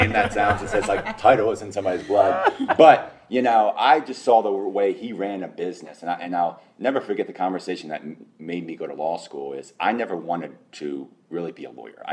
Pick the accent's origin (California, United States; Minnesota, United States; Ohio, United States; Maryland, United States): Maryland, United States; Annapolis; moved away as an adult; now in Nashville, United States; I'm from Annapolis, Maryland, basically Watertown, USA.